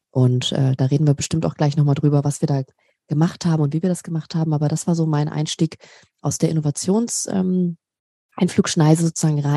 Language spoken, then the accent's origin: German; Berlin, Germany; Ich komme ursprünglich ähm, aus Berlin, äh, bin Berliner Göre und liebe Großstädte.